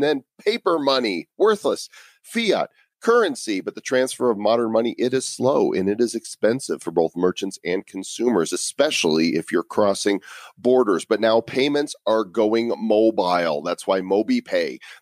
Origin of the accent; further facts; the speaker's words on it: Chicago, Illinois, United States; now in Denver, United States; I am from the Chicago area, although I live in Denver now